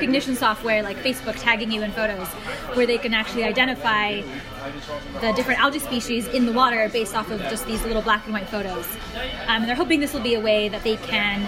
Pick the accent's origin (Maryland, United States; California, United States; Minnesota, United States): California, United States; Bay Area; I grew up in the Bay Area